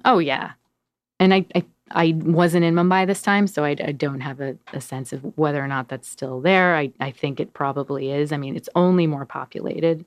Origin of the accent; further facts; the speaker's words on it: Denver, Colorado, United States; also born or lived in New York; now in Portland, United States; I was born in Denver, Colorado